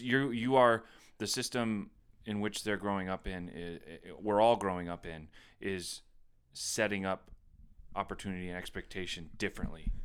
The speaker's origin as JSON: {"language": "English", "town": "Plattsburgh", "region": "New York", "country": "United States", "tie": "born or raised there", "said": "growing up in Plattsburgh"}